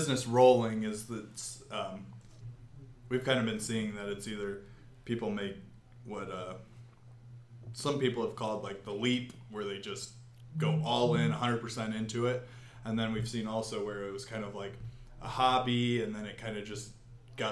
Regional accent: Hoagland, Indiana, United States; we're from Poe, Hoagland area

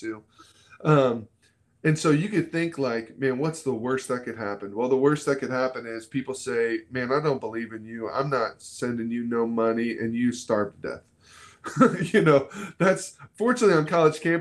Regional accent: Florida, United States; moved away as an adult; also born or lived in Kentucky; now in Dayton, United States; I grew up in Florida. I thought I'd live in Florida forever.

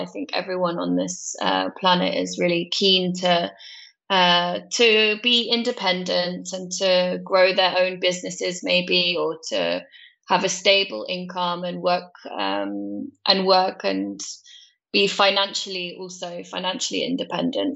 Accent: Cornwall, South West England, United Kingdom; moved away as an adult; also born or lived in London / Netherlands; I grew up in a place called Cornwall in the UK

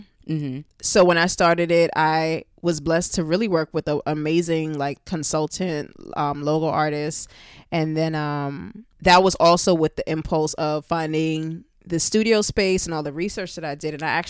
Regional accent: Brooklyn, New York, United States; You know, I'm from Brooklyn, New York. I have Caribbean family, you know, parents.

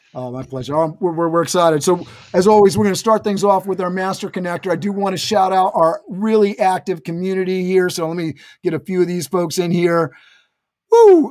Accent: Westchester, New York, United States; We, we checking in from Westchester. That's my place, my hometown

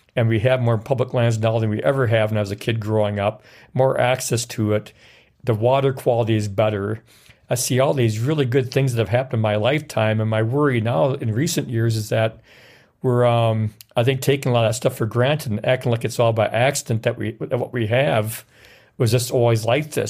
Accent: Wisconsin, United States; also born or lived in Norfolk, Virginia; I knew from experience from going up north and going around the Wisconsin River area

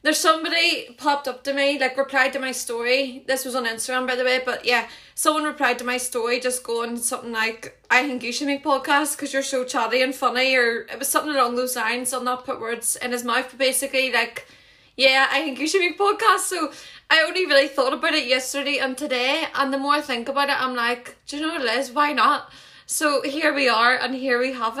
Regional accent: Lisburn, Northern Ireland, United Kingdom; accent: Northern Irish; a wee city called Lisburn, and it's in Northern Ireland, as you can probably tell by my terrible accent

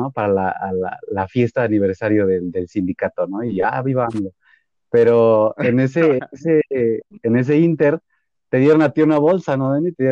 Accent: Mexico; nosotros como mexicanos siempre vamos a sobresalir.

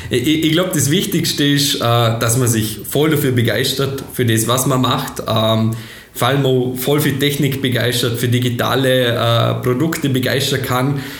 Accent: Schwarzach, Vorarlberg, Austria; Äh, ich komme aus Bildster bzw.

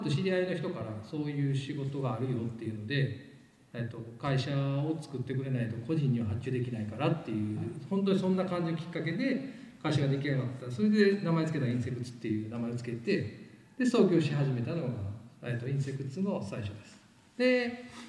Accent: Kyoto, Japan; moved away as an adult; also born or lived in New York; 僕はもともと、えっと、京都で生まれてでえっと二十歳二十歳かな20 1かなの年に1999年に、えっと、渡米したんですよ

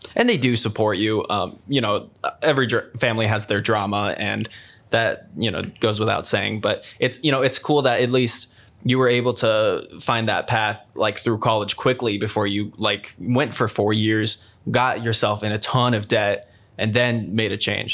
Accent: Sioux Falls, South Dakota, United States; moved away as an adult; also born or lived in Storm Lake, Iowa; my hometown, Sioux Falls.

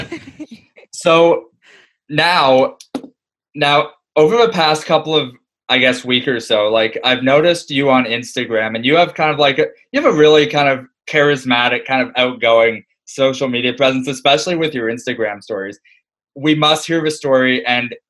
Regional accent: Aurora, Ontario, Canada; I still live in my hometown of Aurora, Ontario

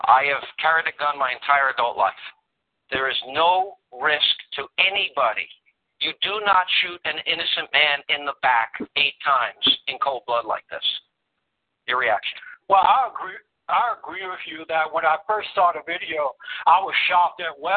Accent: United States; we as American citizens

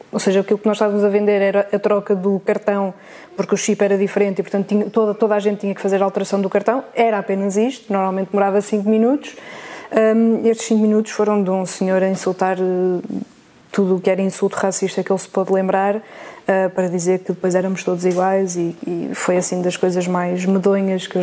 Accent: North, Portugal; Superboc, sou do Norte.

